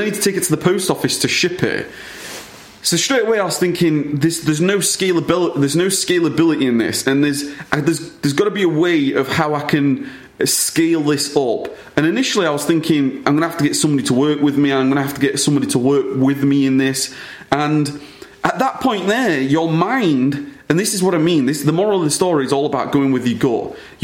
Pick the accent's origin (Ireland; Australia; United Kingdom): United Kingdom; born or raised there